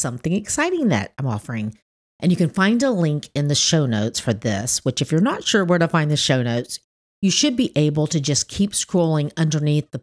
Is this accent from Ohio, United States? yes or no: no; Tennessee, United States; growing up in Tennessee